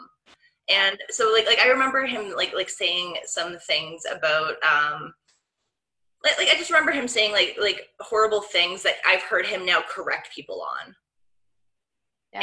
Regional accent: Welland, Ontario, Canada; moved away as an adult; also born or lived in Toronto / Hamilton; now in Oakville, Canada; I'm from Welland

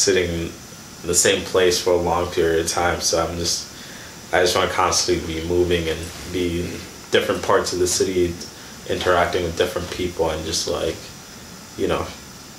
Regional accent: Kenya; moved away; also born or lived in Sudan; I was born in Sudan, raised in Kenya

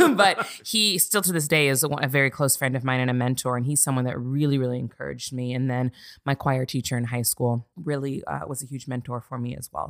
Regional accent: Santa Barbara, California, United States; moved away as an adult; also born or lived in Azusa, California; now in Los Angeles, United States; I'm originally from Santa Barbara, California

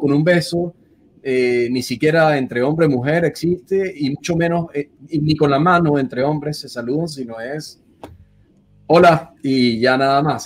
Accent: Venezuela; moved away as an adult; also born or lived in Buenos Aires, Argentina; now in Washington, United States; emigrar de salir de Venezuela fue un, un, paso bastante fuerte porque es como que sales y ya con la, con la idea de que no puedes volver. Y luego volver a repetirlo en Buenos Aires

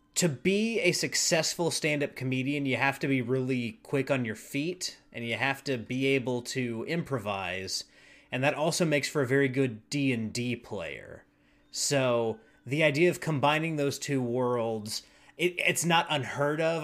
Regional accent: Charlotte, North Carolina, United States; now in Nashville, United States; I'm from Charlotte, North Carolina originally

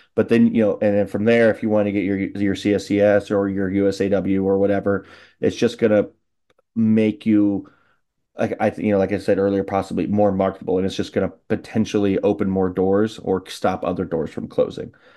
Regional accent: Illinois, United States; an Illinois guy like myself

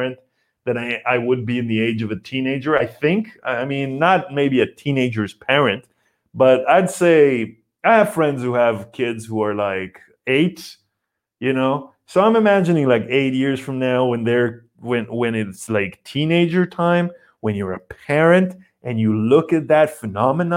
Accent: Israel; moved away; I grew up in Israel and my mom is Polish

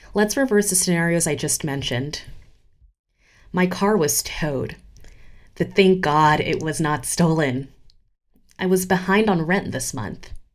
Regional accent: Geneva, Switzerland; moved away as an adult; also born or lived in United States / New York City / Ghana; I grew up in Geneva, Switzerland, and spent the last decade in the United States

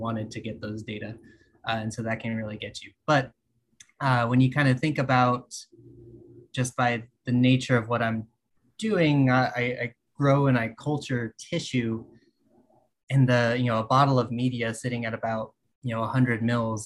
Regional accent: west of Fort Worth, Texas, United States; moved away as an adult; also born or lived in Austin, Texas; now in California, United States; I grew up in Texas, west of Fort Worth. I spent 7 years in Austin

